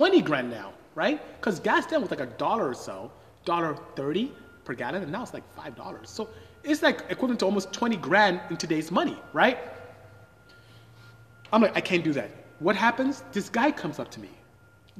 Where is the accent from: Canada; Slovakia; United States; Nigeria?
Nigeria; moved away as an adult; I am Nigerian. I'm from West Africa. My tribe is Igbo. I speak Igbo fluently. And came here to study engineering and ended up staying